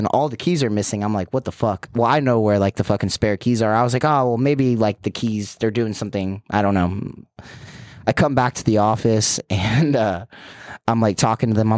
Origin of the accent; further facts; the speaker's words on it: Jacksonville, Florida, United States; I'm from Jacksonville, Florida